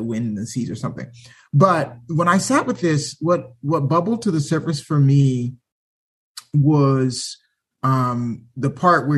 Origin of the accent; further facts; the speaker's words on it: Huntsville, Alabama, United States; also born or lived in Toronto, Canada / California / Pennsylvania / Texas; now in Newberg, United States; I was born in Toronto, Canada, but I grew up in Huntsville, Alabama.